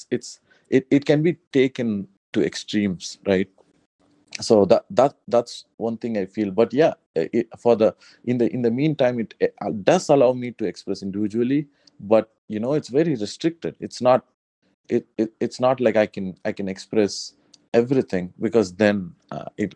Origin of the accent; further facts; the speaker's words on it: South India, India; I'm very much from South India